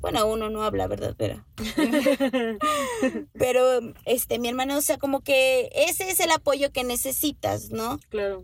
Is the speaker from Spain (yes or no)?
no; Mexico; hablo como mexicana